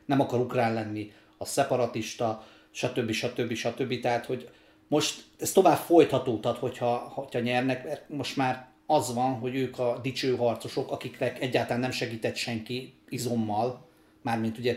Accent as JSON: {"language": "Hungarian", "country": "Ukraine", "tie": "born or raised there", "moved": "yes", "said": "László meg én ugye Ukrajnában születtünk, én jóval több időt töltöttem ott, mint Laci"}